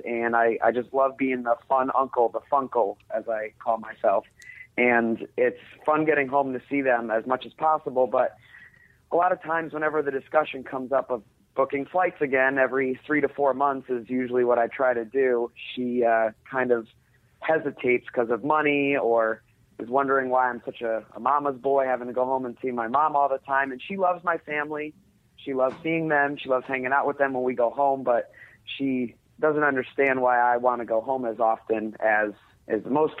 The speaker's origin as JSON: {"language": "English", "region": "Connecticut", "country": "United States", "lives_now": "Atlanta, United States", "said": "We moved down here to Atlanta from Connecticut about 3 years ago and for her job, and it's been great."}